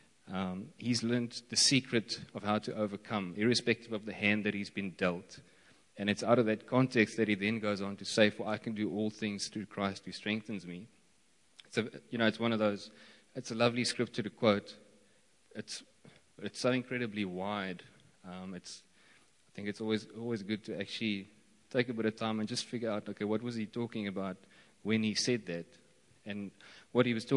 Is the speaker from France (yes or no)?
no; Eastern Cape, South Africa; I grew up around here in Stadtrein, and after finishing school, I went to study in the Western Cape